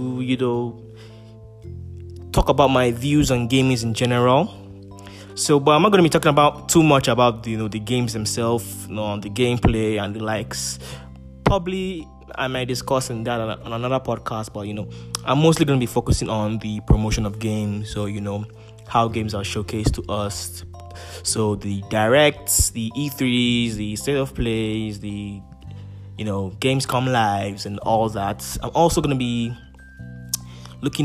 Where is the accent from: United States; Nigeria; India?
Nigeria; I'm a Nigerian